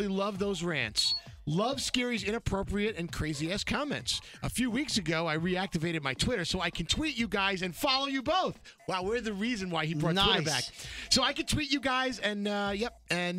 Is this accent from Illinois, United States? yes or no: no; New York City, New York, United States; my friends growing up on Staten Island